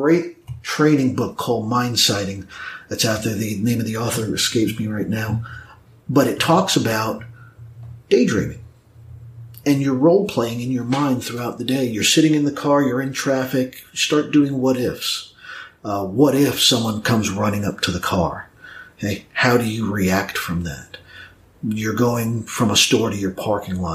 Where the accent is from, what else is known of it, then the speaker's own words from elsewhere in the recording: New York, United States; now in Snellville, United States; I was originally from New York